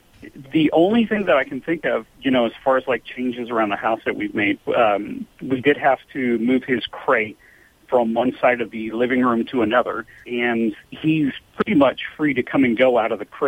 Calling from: Alpine, California, United States; Alpine, California.

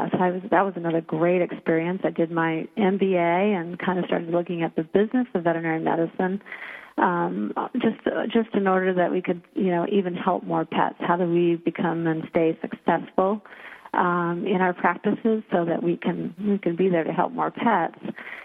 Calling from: Seattle, Washington, United States; I'm calling in from Seattle, Washington, in the Ballard area.

